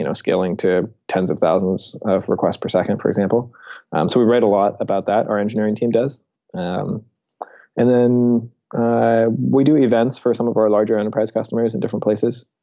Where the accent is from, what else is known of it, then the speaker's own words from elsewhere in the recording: Seattle, Washington, United States; I grew up in Seattle and I worked at his rocket company, Blue Origin, as a high school intern.